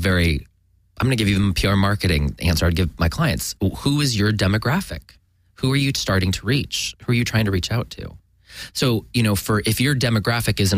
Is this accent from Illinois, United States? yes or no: no; Sacramento, California, United States; moved away; I'm actually originally from Sacramento